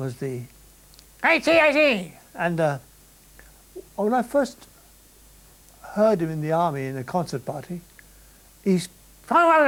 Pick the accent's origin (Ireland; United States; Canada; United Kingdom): Ireland; I'm an Irishman